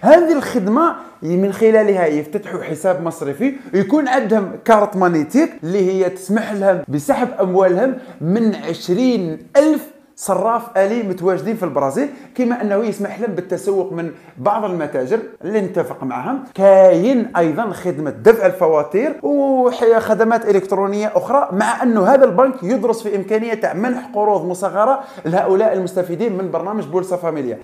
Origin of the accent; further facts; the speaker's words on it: Algeria; أنا كمواطن جزائري